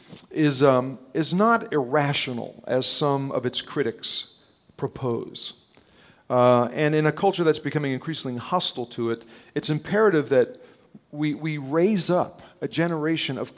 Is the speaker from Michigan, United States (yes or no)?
no; North New Jersey, United States; I grew up in North New Jersey, just outside New York